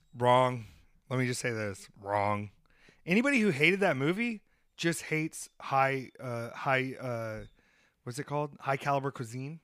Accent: Williamstown, New Jersey, United States; My hometown, Williamstown

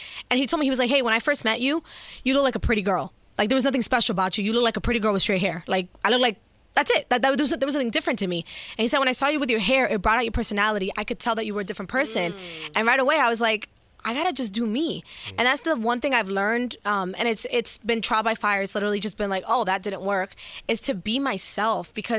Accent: New York City, New York, United States; moved away as an adult; also born or lived in Ohio / Kansas City; when I grew up in New York City

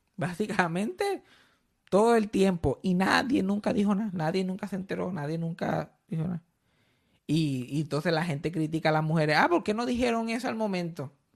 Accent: Puerto Rico; yo soy puertorriqueño

